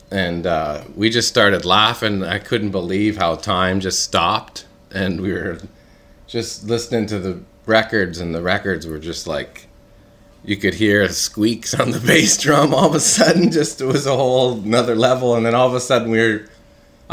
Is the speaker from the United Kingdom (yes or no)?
no; Alberta, Canada; I'm from Alberta, Canada.